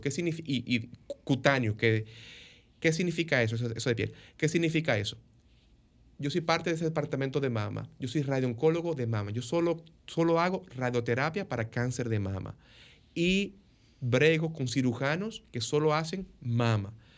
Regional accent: Dominican Republic; moved away as an adult; also born or lived in New York, United States; now in Tampa, United States; yo como dominicano, que estudié mi carrera de medicina en la Universidad de Nueva York

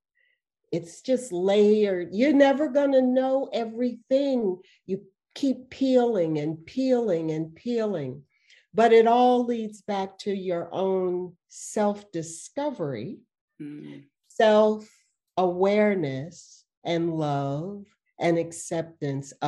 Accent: Washington, District of Columbia, United States; I grew up in Washington, D.C.

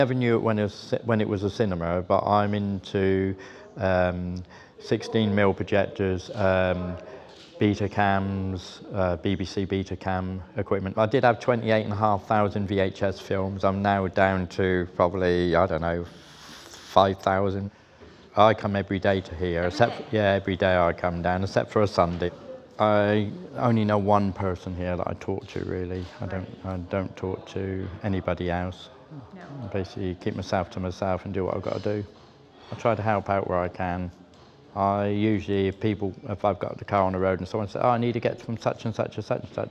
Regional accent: Salisbury, South West England, United Kingdom; moved away as an adult; also born or lived in Reading; I'm originally from Salisbury

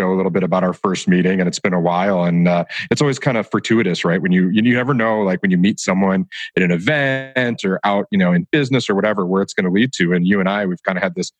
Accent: Detroit, Michigan, United States; moved away; growing up in Detroit

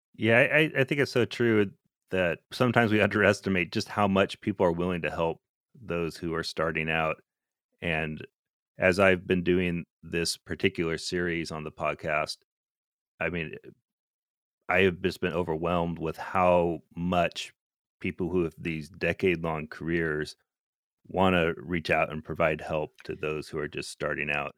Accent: Alaska, United States; moved away as an adult; I grew up in Alaska

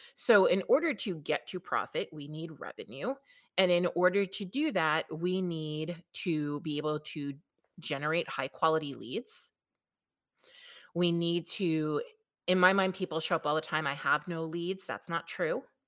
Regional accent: New York, United States; accent: New York; I am from New York, if you cannot tell by my lovely melodious accent

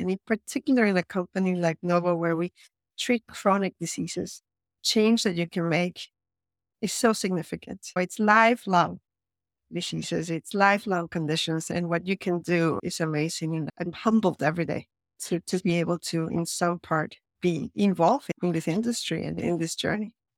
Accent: Caracas, Capital District, Venezuela; English is a second language; moved away as an adult; also born or lived in San Francisco / Florence / Los Angeles / Miami; now in Copenhagen, Denmark; I was born in Venezuela, actually, in Caracas, Venezuela, a long time ago, and I lived there until I was around eighteen years old, and then I moved to the U S for college

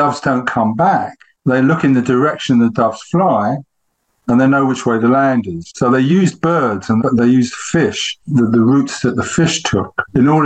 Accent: England, United Kingdom; as an Englishman

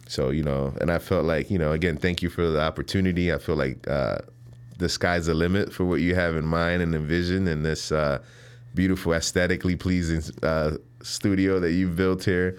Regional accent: Chicago, Illinois, United States; also born or lived in Panama; growing up on the South Side

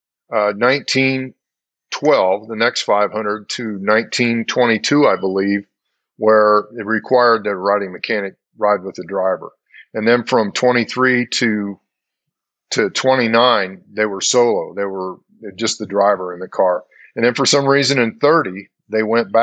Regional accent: Indianapolis, Indiana, United States; growing up in Indy, we moved to Indianapolis in the fall of 57. So my first year in Indy, I was 5 years old

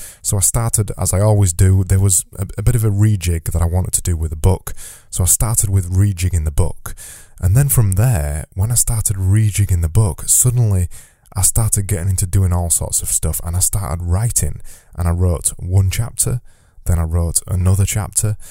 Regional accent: Yorkshire and the Humber, United Kingdom; I say flow because I'm from Yorkshire and I extend my vowels

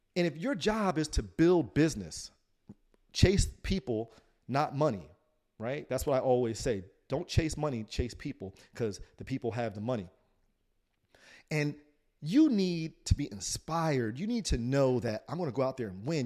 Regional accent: Trenton, New Jersey, United States; I grew up in Trent, New Jersey

